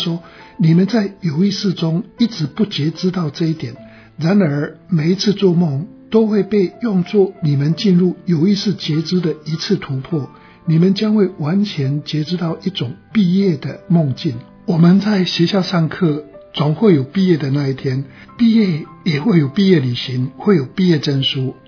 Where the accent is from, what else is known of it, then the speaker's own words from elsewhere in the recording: China; 我觉得这个跟我们中国人的道家的一些想法是蛮相近的。